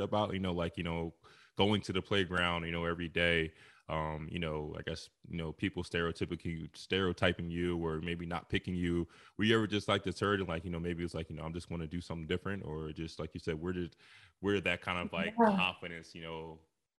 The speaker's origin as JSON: {"language": "English", "region": "New Jersey", "country": "United States", "tie": "born or raised there", "also_born_or_lived": "North Carolina", "said": "I was born in New Jersey, and I went to school in North Carolina"}